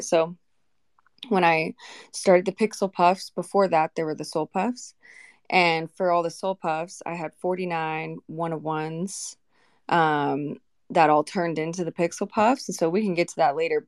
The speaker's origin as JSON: {"language": "English", "town": "Vancouver", "region": "Washington", "country": "United States", "tie": "born or raised there", "said": "I grew up in Vancouver, Washington, and I have a lot of homies still there."}